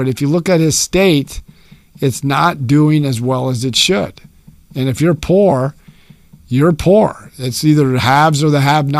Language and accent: English; California, United States; I was born and raised in California